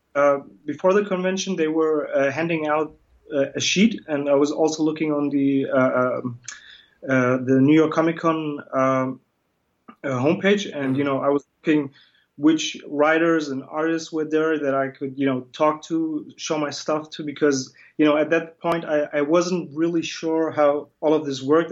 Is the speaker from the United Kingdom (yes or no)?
no; Germany; also born or lived in Batman, Turkey; I was born in Turkey, but I'm Kurdish, and um, but I grew up in Germany. I came, you know, I came with my family in uh, 1985